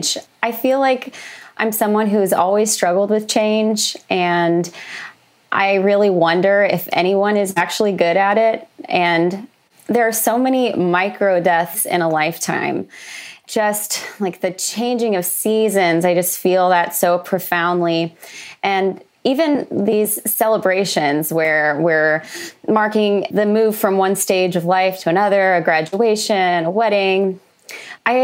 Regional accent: Oklahoma, United States; moved away as an adult; also born or lived in Los Angeles; I grew up in Oklahoma, which is a landlocked state

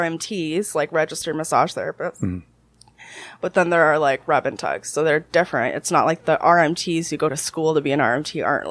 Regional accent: New Jersey, United States; also born or lived in Canada; But I am from Jersey. Mm-hmm. I am an American citizen and all that fun stuff

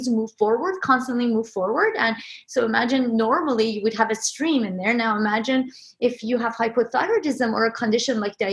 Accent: Iran; moved away; Growing up in Iran, we had a lot of canals

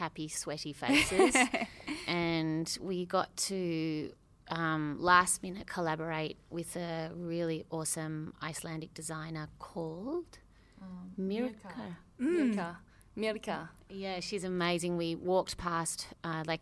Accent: Australia; we're from Australia

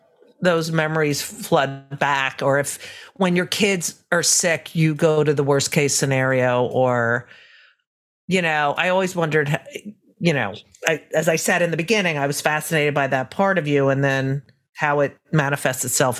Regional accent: New Jersey, United States; I grew up in Jersey and we would lay out in the sun.

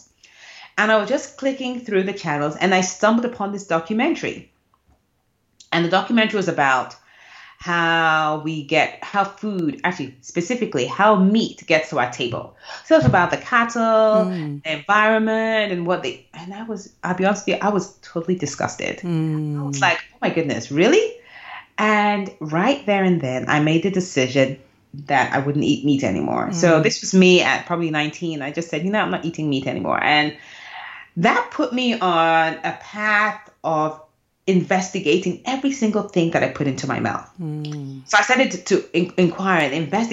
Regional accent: Owerri, Imo, Nigeria; moved away; growing up in Owerri

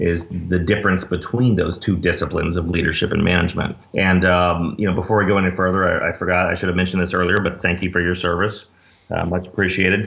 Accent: Dallas, Texas, United States; moved away as an adult; I grew up in Dallas, went to SMU for undergrad

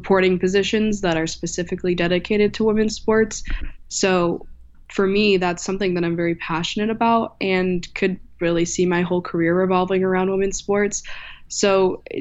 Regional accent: Michigan, United States; moved away as an adult; now in Knoxville, United States; I'm from Michigan

